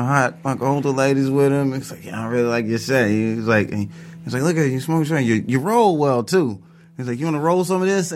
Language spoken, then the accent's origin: English; Tennessee, United States; I'm from Tennessee